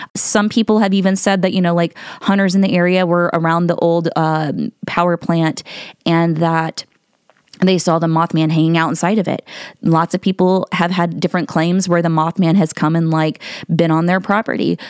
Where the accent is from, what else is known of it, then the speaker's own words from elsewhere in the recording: Ohio, United States; I'm from Ohio. So I live about two hours away from, uh, Point Pleasant in West Virginia